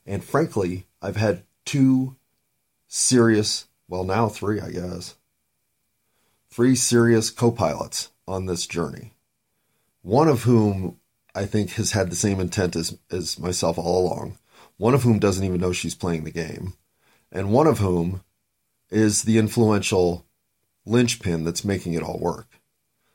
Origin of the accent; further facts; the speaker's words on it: United States; being an American